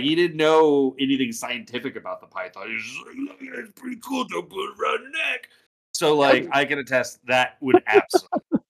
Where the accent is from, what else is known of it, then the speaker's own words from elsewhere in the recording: Montana, United States; growing up in Montana